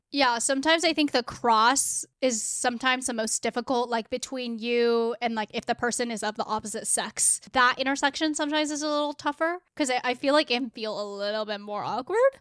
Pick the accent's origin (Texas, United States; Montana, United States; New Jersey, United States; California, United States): California, United States; South Bay; moved away as an adult; now in Seattle, United States; I grew up in California, in South Bay, it's like the burbs